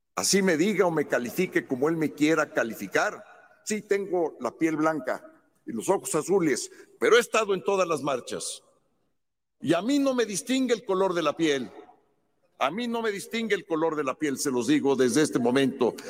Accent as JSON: {"language": "Spanish", "country": "Mexico", "said": "soy mexicano por nacimiento"}